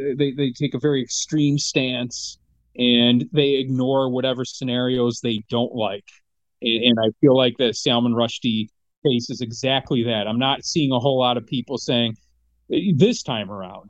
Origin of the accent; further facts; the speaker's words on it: Michigan, United States; growing up in Michigan